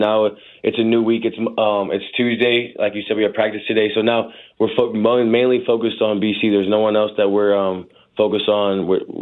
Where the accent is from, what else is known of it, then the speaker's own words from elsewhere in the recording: St. Louis, Missouri, United States; moved away as an adult; now in Indiana, United States; growing up in St. Louis